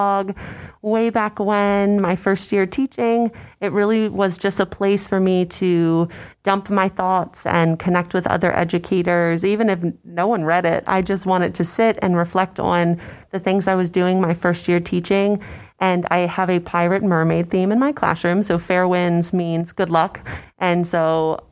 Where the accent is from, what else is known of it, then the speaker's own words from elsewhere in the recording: Frederick County, Maryland, United States; grew up in Frederick County